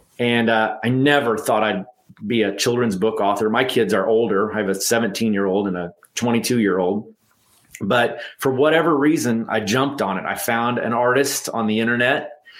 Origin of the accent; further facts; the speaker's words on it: Texas, United States; And I want to be Tex, because I'm from Texas.